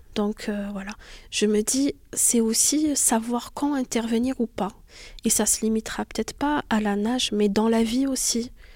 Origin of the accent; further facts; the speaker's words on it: Algeria; moved away as an adult; now in France; je suis née en Algérie, j'y ai vécu jusqu'à l'âge de 19 ans